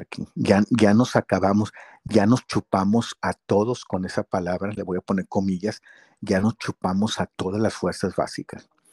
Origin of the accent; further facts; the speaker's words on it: Guadalajara, Jalisco, Mexico; moved away; yo salí en los juegos de Chivas ahí como niñito, allá en Guadalajara